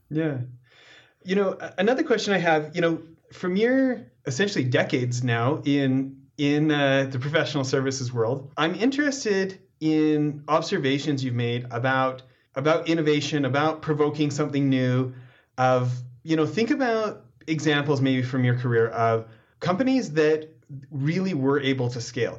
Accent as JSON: {"language": "English", "region": "Alberta", "country": "Canada", "tie": "born or raised there", "moved": "yes", "lives_now": "United States", "said": "me out in Alberta"}